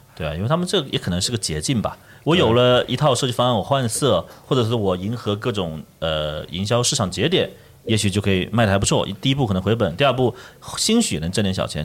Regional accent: China; 我们中国人其实不乏做这种微创新的能力的

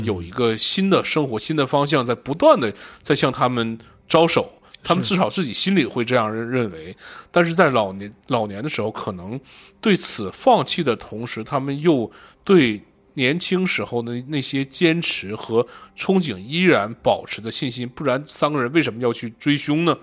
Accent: Shenyang, Liaoning, China; 我从小在沈阳生活，那种高高的烟囱以及他们的倒掉我见了太多了

